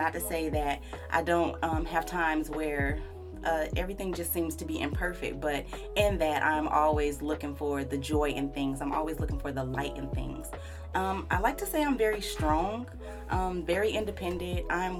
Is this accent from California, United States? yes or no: yes; California, United States; born there; So I love to say I'm from all over the place because I have literally lived in so many different places. I was born in Cali. All my family, well, pretty much all of my family lives in Cali.